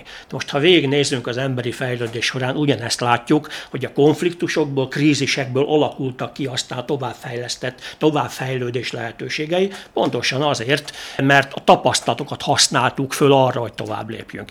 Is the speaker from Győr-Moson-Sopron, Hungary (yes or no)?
yes; Sopron, Győr-Moson-Sopron, Hungary; én Sopronban nőttem fel